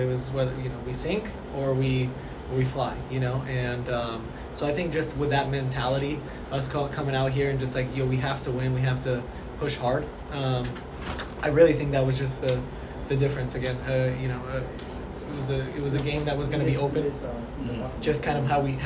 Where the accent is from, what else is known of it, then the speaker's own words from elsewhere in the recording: San Diego, California, United States; now in Dallas, United States; growing up in San Diego